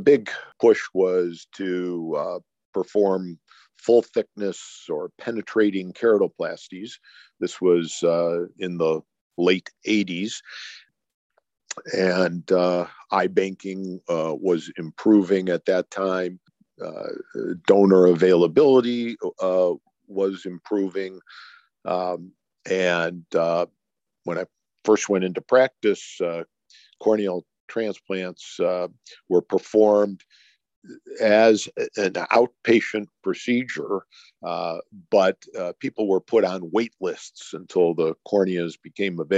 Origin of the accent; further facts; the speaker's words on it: Cleveland, Ohio, United States; I'm born and raised in Cleveland, Ohio